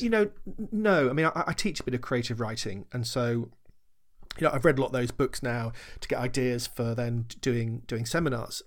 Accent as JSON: {"language": "English", "town": "Sherborne", "country": "United Kingdom", "tie": "born or raised there", "said": "local library in the village where, where I was growing up in Sherborne"}